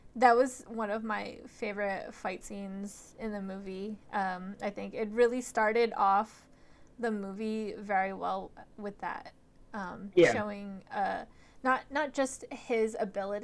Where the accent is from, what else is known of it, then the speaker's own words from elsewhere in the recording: San Francisco, California, United States; I'm from San Francisco